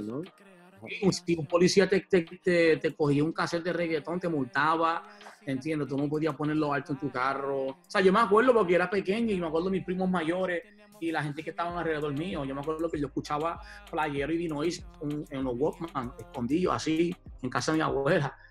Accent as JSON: {"language": "Spanish", "country": "Puerto Rico", "tie": "born or raised there", "also_born_or_lived": "New York", "moved": "yes", "said": "uno de los barrios que yo me crié en Puerto Rico"}